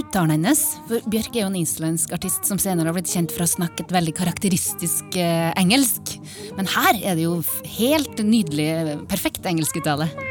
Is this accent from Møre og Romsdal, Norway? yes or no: no; Trondheim, Trøndelag, Norway; på festningen i Trondheim, i nabolaget der jeg vokste opp